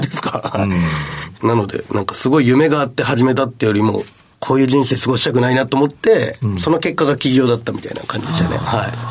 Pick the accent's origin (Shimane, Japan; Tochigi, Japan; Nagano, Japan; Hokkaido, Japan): Shimane, Japan; Matsue; moved away; 島根県の松江市というすごい田舎町から、はい、出てきました